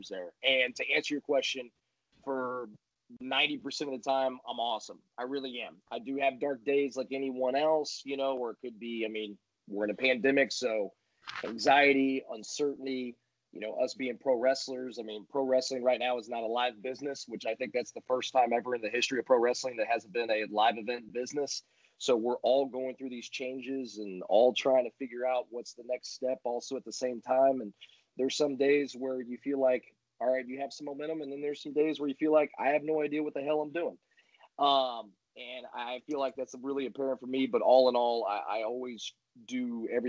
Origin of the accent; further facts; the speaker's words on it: United States; being from America and being an American